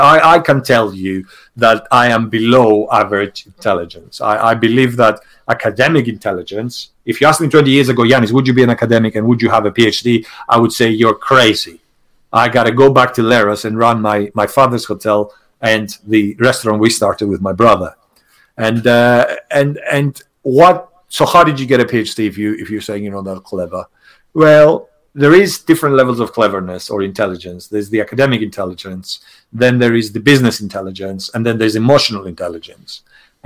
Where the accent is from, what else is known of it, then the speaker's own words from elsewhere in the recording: Greece; English is a second language; also born or lived in England; now in United Kingdom; I hold a British passport, but actually I'm Greek.